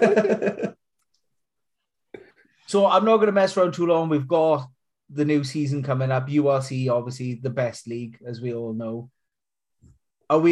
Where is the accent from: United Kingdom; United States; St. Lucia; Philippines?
United Kingdom; Welsh, Wales; I'm Welsh.